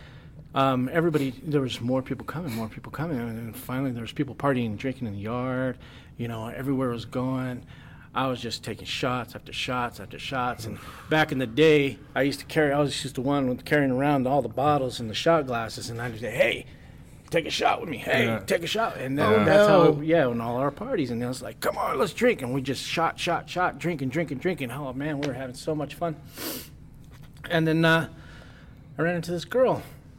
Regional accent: United States; my dad's family's from Chihuahua. My mom's from Texas. Oh, that's cool. Yeah, I'm from here.

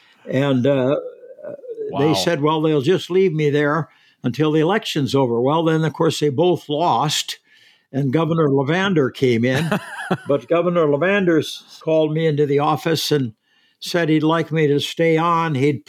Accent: Minneapolis, Minnesota, United States; moved away as an adult; now in Virginia, United States; And we grew up, both Evie and I, in Minnesota. She grew up in Rochester, and I grew up in Minneapolis. And we met at the University of Minnesota.

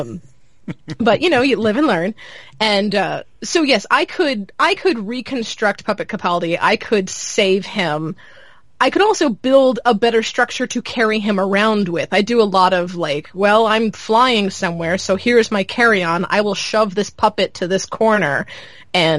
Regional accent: Charlotte, North Carolina, United States; moved away; I was born in Charlotte and I grew up in the suburbs of Charlotte.

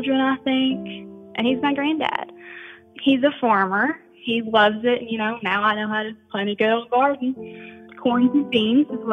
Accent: Sandy Hook, Kentucky, United States; I'm from Sandy Hook. It's in Elliott County.

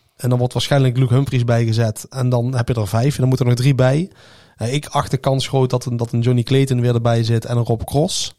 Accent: Netherlands; wij zeggen meteen van als Nederlander

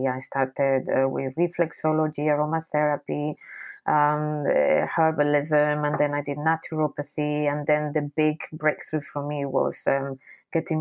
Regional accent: Basque Country, Spain; I grew up in the Basque Country. The Basque Country is a little area in the north of Spain

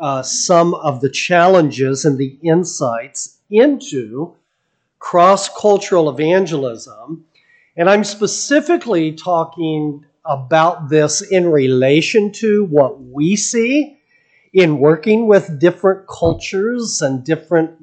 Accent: United States; as an American

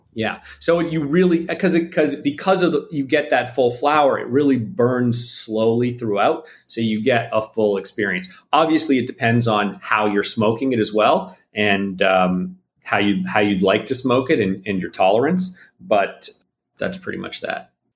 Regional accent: Toronto, Ontario, Canada; moved away as an adult; now in Los Angeles, United States; I'm from Canada originally. I'm from Toronto, um, and I moved out to Los Angeles about 14 or 15 years ago.

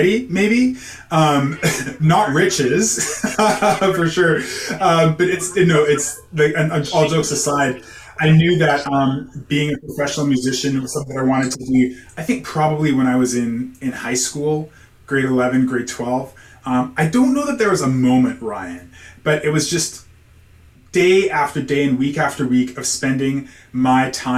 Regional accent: Calgary, Alberta, Canada; moved away as an adult; now in Ontario, Canada; having grown up in Calgary.

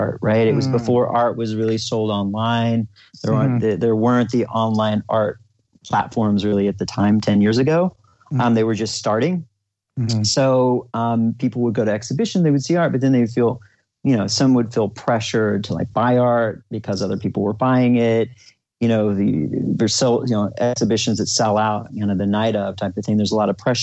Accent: Oklahoma, United States; the conservative environment that I grew up in Oklahoma, middle America

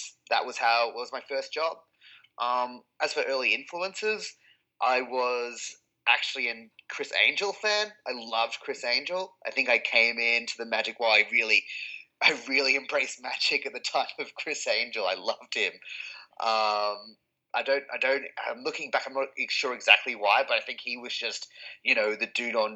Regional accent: Melbourne, Victoria, Australia; also born or lived in Sussex, England; I moved to Australia when I was about six

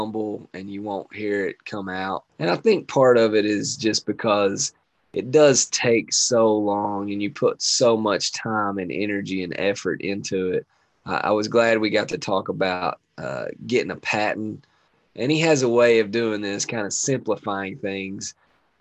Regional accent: Laurel County, Kentucky, United States; also born or lived in Bell County, Kentucky; We always claim Bell County, and, you know, me especially lived the majority of my life in Laurel County

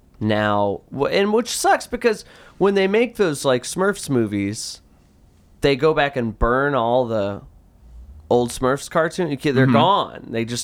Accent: United States; I'm an American.

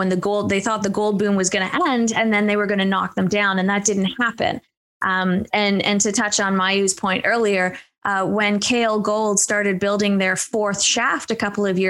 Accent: Toronto, Ontario, Canada; now in Kirkland Lake, Canada; growing up in Toronto

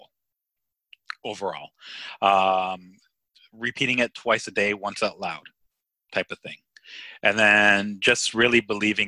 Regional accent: Cyprus; moved away; I'm from Cyprus and I love Cyprus, and you know, I haven't been there in a while

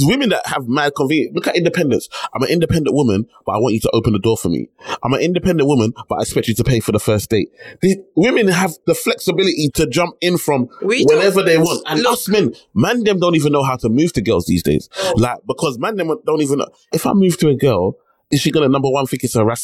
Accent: United Kingdom; I'm born in the UK, but I'm Nigerian at heart

